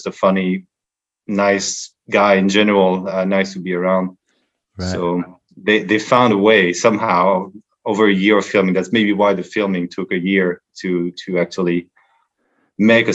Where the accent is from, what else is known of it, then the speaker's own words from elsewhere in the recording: center of France, Centre-Val de Loire, France; also born or lived in Paris, France / Boston, Massachusetts, United States; I am from France, although I was born in Paris, but my parents moved to Boston, Massachusetts when I was just past one year old.